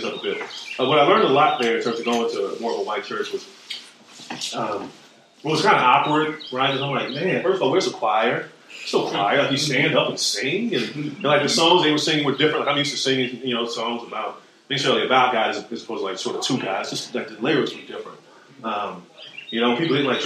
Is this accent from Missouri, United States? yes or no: yes; Kansas City, Missouri, United States; moved away as an adult; also born or lived in Lake Charles, Louisiana / Iowa; now in North Carolina, United States; I grew up in Missouri, so I grew up in the cities as opposed to rural Missouri.